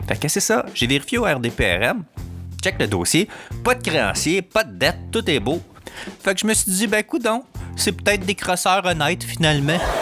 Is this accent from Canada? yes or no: yes; Montreal, Quebec, Canada; je suis pas du coin, je viens de Montréal.